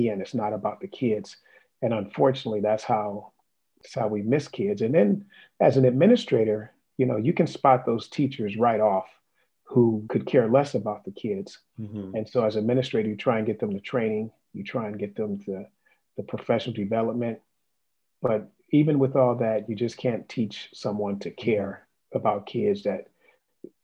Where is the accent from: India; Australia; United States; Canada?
United States; Los Angeles, California; I'm originally from Los Angeles, California, and I went through Los Angeles Public Schools, LA Unified School District, graduated a high school